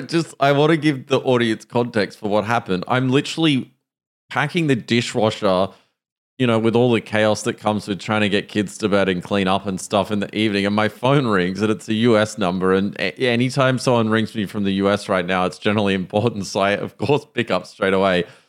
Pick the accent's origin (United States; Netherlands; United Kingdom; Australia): Australia; accent: Australian